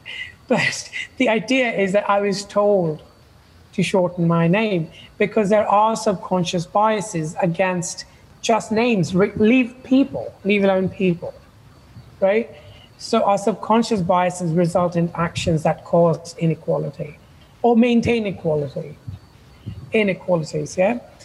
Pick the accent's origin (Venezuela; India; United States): India; also born or lived in United Kingdom; now in Canada; I was born in India